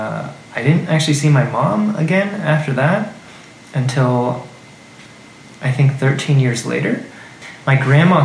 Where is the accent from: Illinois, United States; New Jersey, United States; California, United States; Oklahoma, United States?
California, United States; San Jose; now in Korea; And we grew up in the San Francisco Bay Area. I always say San Francisco, but I'm actually from San Jose.